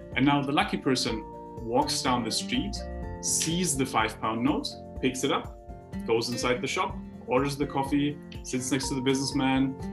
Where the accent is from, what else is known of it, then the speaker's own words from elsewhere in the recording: Heidelberg, Baden-Württemberg, Germany; when I grew up in Heidelberg, we had a philosopher's way.